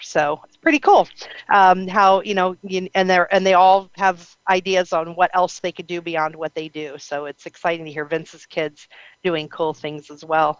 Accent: Ohio, United States; I'm from Ohio

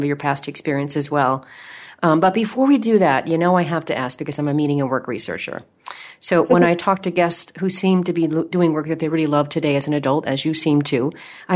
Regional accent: Oregon, United States; moved away; I'm from Oregon and I come back through Portland every single summer

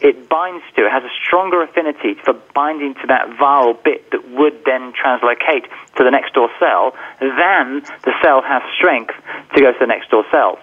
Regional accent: England, United Kingdom; being English, of course, I was forced to study Latin when I was younger

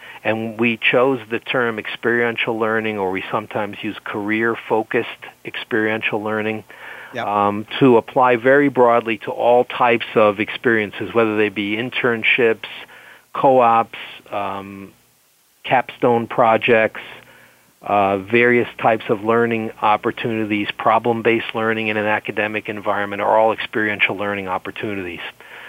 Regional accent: France; accent: French; English is a second language; European, French origin, as you can hear.

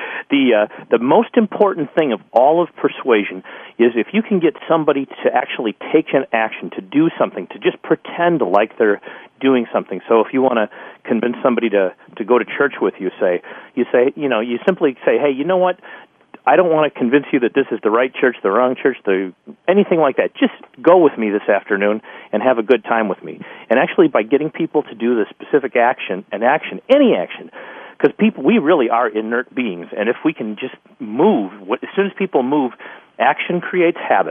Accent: Chicago, Illinois, United States; now in Minneapolis, United States; I grew up in Chicago in a very poor neighborhood

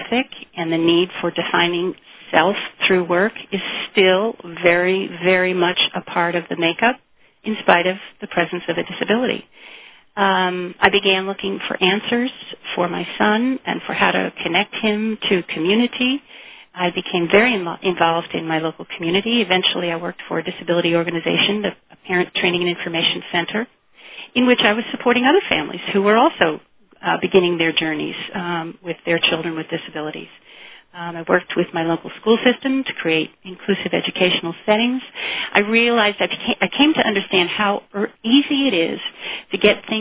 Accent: East Coast, United States; I was from the East Coast

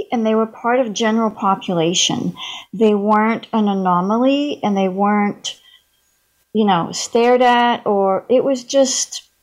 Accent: Paris, Île-de-France, France; moved away as an adult; I was born and raised in Paris, France. Lived there till I was 19, so I grew up bilingual. I don't have a sexy French accent. Uh, my mother was British, so I was I always spoke English.

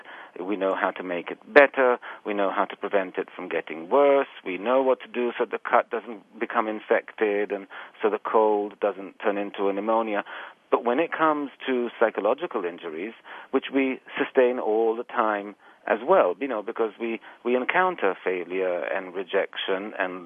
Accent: Israel; moved away as an adult; also born or lived in England; now in New York City, United States; I was born in England, but I was raised actually in Israel, and I've then came to the United States to do my graduate work, and I've been here quite a few years

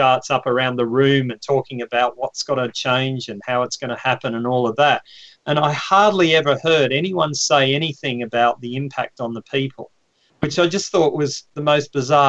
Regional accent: Victoria, Australia; moved away as an adult; now in London, United Kingdom; I'm Australian. I grew up on a farm.

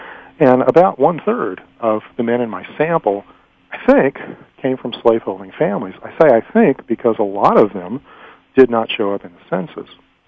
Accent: the South, United States; Growing up in the South, we were often told that Confederate soldiers fought to defend their homes.

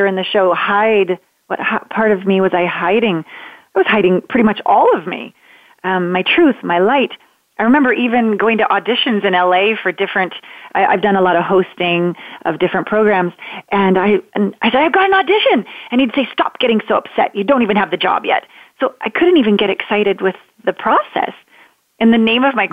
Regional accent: Canada; moved away as an adult; now in United States; I'm a Canadian, small town Canadian girl. I live in the States now

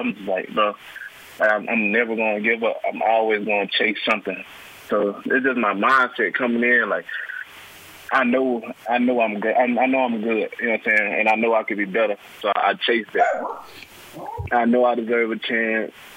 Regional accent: Anniston, Alabama, United States; I'm from Anniston, uh, Alabama. I went to Anniston High School

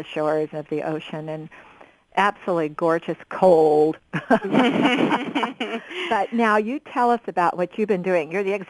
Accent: Oregon, United States; growing up in Oregon

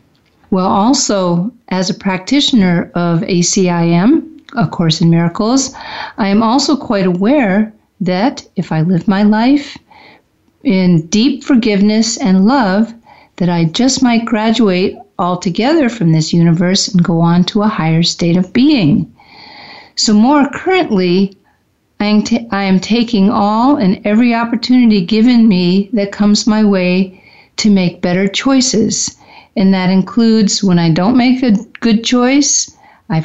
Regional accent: Midwest, United States; born there; I was born in the Midwest. I wasn't completely raised there. I was raised all over the U.S., but mostly have Midwest roots.

